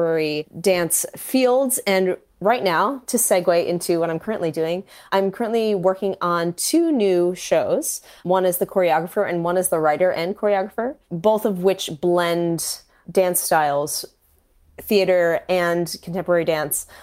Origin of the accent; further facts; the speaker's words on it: Poughkeepsie, New York, United States; I am from Poughkeepsie, New York originally